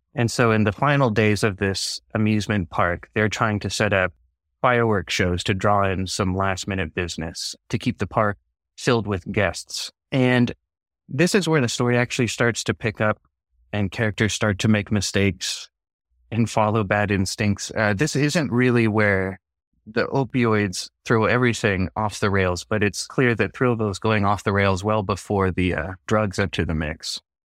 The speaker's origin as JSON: {"language": "English", "town": "Portland", "region": "Oregon", "country": "United States", "tie": "born or raised there", "said": "We grew up in Portland"}